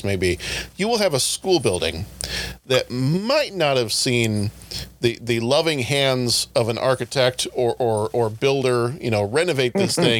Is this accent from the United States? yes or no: yes; Texas, United States; moved away; I was from Texas too